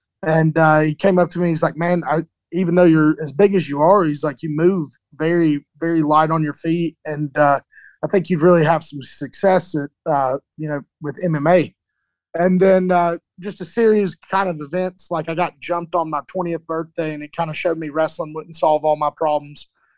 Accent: Chattanooga, Tennessee, United States; So I moved around a lot when I was a little kid, you know, probably more than most people. And then about middle school, I kind of settled in the Chattanooga

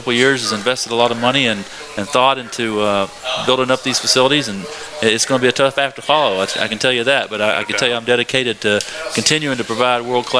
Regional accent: Ashland, Kentucky, United States; have spent most of my life living right along the river. I grew up in Ashland, Kentucky.

